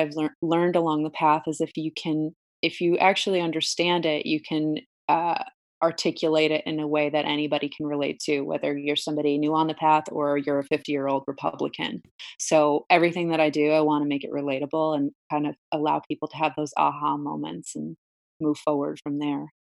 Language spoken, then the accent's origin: English; Brielle, New Jersey, United States; I grew up in Brielle, uh, it's a little shore town, um, in, in Jersey